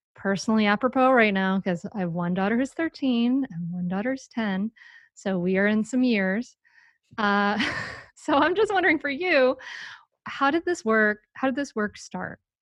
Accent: Rhode Island, United States; moved away; from my home state of Rhode Island

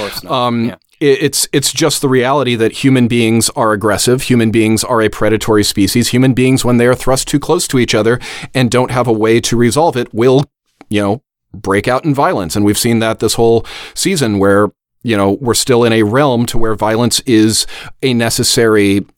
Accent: California, United States; just because I'm a Californian, so I know a little more about the history.

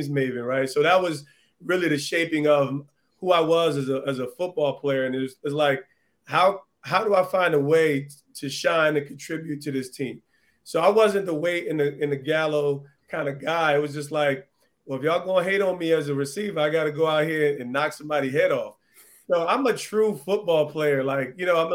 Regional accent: Montclair, New Jersey, United States; also born or lived in East Orange, New Jersey; I'm an Essex County kid

